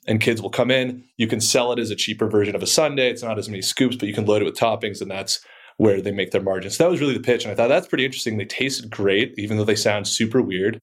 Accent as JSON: {"language": "English", "area": "outside of Boston", "region": "Massachusetts", "country": "United States", "tie": "born or raised there", "also_born_or_lived": "Colorado", "moved": "as an adult", "said": "I grew up outside of Boston, went to high school out there"}